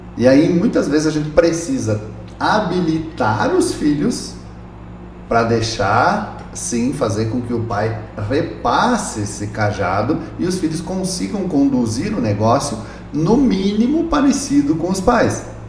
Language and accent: Portuguese; Laranjeiras do Sul, Paraná, Brazil; moved away; Eu sou paranaense, eu nasci numa cidadezinha lá do interior do estado do Paraná, chamada Laranjeiras do Sul